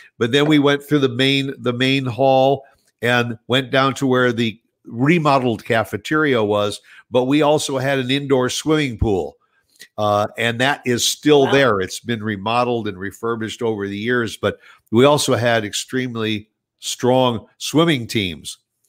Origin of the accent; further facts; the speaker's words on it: New Jersey, United States; born there; I was born in New Jersey, and I used to go back there every summer to stay with my grandparents.